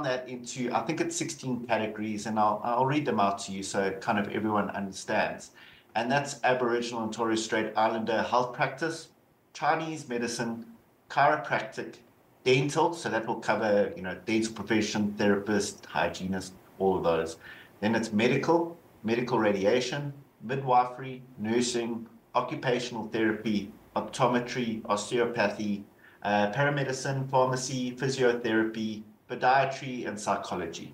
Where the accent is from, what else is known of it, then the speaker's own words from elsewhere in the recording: South Africa; accent: South African; moved away; Obviously you can hear the South African accent. I'm so originally from South Africa